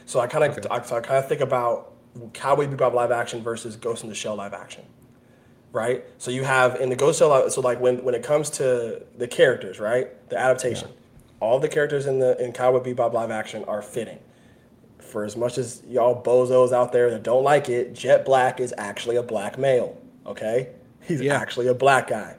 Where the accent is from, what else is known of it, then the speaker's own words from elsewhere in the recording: Atlanta, Georgia, United States; now in West Palm Beach, United States; I'm from Atlanta